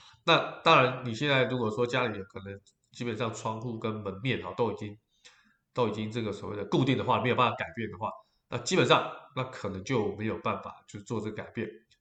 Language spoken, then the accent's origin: Chinese; Taiwan; 但我们台湾人过年的时候，基本上红色在做点缀的家饰，也可以提升整个家居的氛围